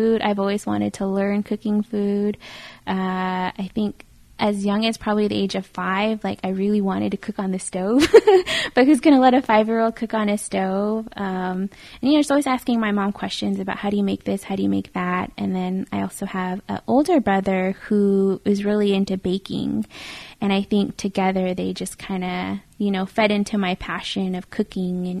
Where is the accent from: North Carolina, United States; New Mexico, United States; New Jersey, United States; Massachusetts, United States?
New Mexico, United States; Fruitland; I grew up in a little town called Fruitland, New Mexico. I lived there pretty much all through high school